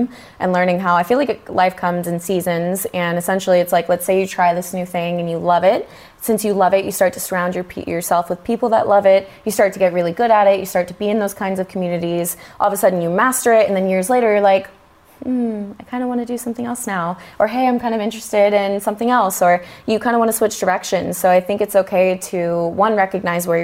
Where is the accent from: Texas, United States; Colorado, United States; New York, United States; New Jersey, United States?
Texas, United States; moved away as an adult; now in California, United States; I'm from Texas originally, and I remember when I was making the decision to move to California, and I was really young at the time